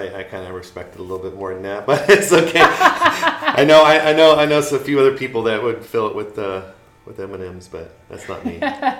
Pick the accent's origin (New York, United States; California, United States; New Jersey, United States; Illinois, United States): California, United States; I'm originally from Southern California. I moved here with my mom in the 80s.